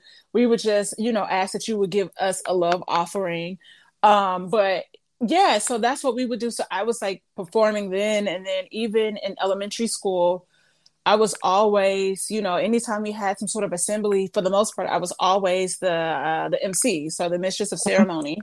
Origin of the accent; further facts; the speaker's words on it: St. Louis, Missouri, United States; moved away as an adult; now in Los Angeles, United States; I'm originally from St. Louis. Went to school in St. Louis